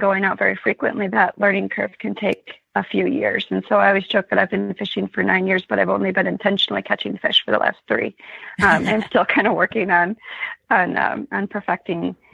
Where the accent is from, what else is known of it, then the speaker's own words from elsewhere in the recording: Michigan, United States; now in Montana, United States; I grew up in Michigan